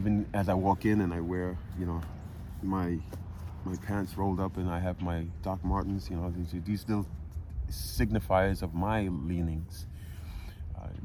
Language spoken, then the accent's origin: English; New York City, New York, United States; moved away as an adult; now in Florida, United States; I come down from New York to Florida, and half of the people I meet are New Yorkers of the type that I grew up